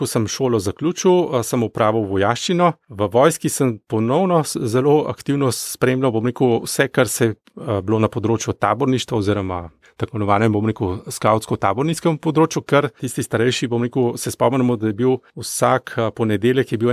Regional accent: Gorizia, Friuli-Venezia Giulia, Italy; Jaz sem bil Goričan

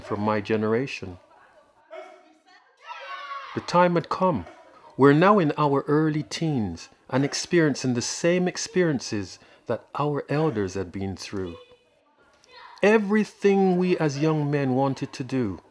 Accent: Bristol, South West England, United Kingdom; also born or lived in Jamaica; 1962, age 2 years old, I came to Bristol, England with my parents from Jamaica as a British citizen.

